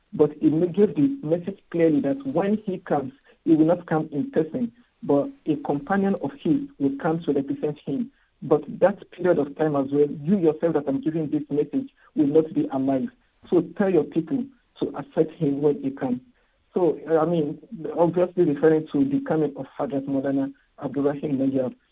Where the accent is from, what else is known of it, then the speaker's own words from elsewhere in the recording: Nigeria; moved away as an adult; also born or lived in Ghana; now in Kenya; I was born in Nigeria, raised in Nigeria